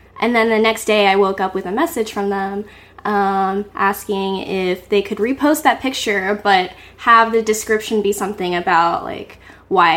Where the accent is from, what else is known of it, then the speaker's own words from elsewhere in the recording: Grand Junction, Colorado, United States; moved away as an adult; now in New York City, United States; my hometown in Colorado. Whoa. Grand Junction, Colorado